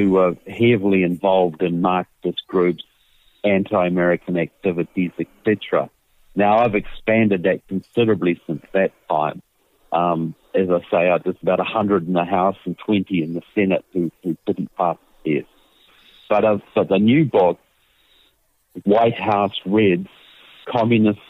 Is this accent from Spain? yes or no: no; New Zealand; moved away as an adult; now in United States; I'm from New Zealand, as you will tell by my accent. I have a southern accent. Deep Southern, and I've been living in the United States for several years.